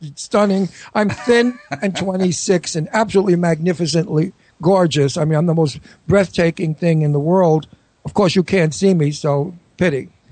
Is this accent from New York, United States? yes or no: yes; New York, United States; moved away as an adult; also born or lived in California; I'm a New Yorker. I've got to get back to New York and I want to be in my town.